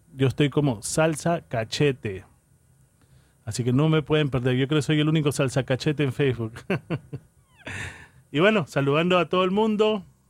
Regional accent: Callao, Peru; now in New York, United States; Yo soy peruano, soy del Chimpún Callao

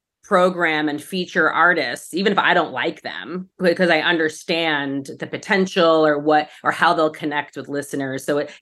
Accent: New York, United States; moved away as an adult; now in Los Angeles, United States; I'm from New York. I moved here onto the Sunset Strip across from the Roxy.

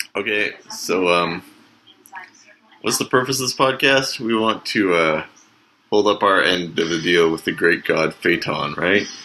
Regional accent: Canada; as a Canadian

